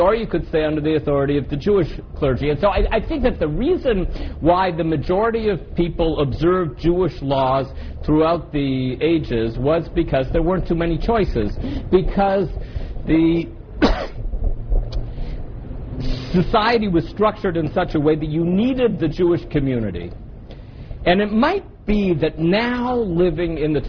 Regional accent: Canada; I come from Canada

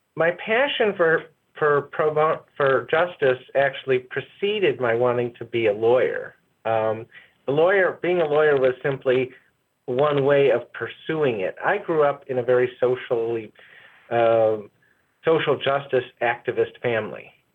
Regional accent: Chicago, Illinois, United States; also born or lived in Evanston, Illinois; I grew up in first in the Hyde Park neighborhood of Chicago, and then in the Evanston, in Evanston suburb of Chicago.

